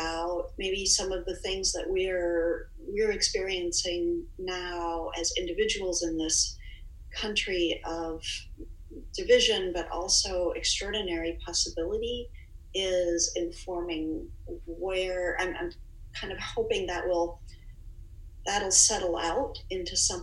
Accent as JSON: {"language": "English", "region": "Minnesota", "country": "United States", "moved": "yes", "said": "I'm from Minnesota. My family still lives there"}